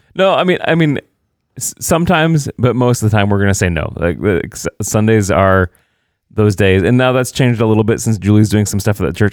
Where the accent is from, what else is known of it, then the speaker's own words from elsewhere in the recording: Indiana, United States; moved away; also born or lived in Illinois; I'm actually from Indiana